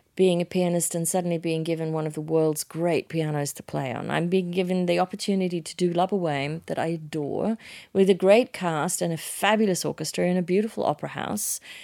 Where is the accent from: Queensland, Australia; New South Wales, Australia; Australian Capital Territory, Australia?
New South Wales, Australia; Sydney; moved away; I was a kid from Manly in Sydney